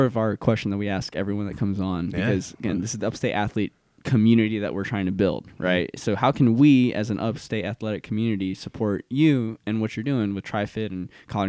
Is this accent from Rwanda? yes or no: no; Guam; now in South Carolina, United States; But the people come here and like the culture of this like hospitality in this community that is, it's familiar to me because it's like in Guam where I grew up.